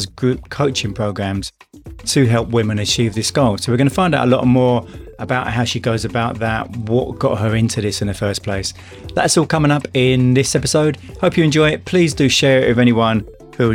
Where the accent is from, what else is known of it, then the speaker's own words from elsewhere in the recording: London, United Kingdom; accent: London; I lost my London accent a lot during that time. But now, since I've been back in the UK 20 years, it's come back again